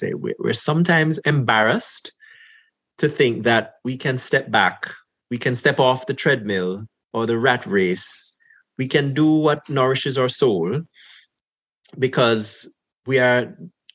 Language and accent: English; Jamaica; moved away as an adult; now in Canada; growing up in Jamaica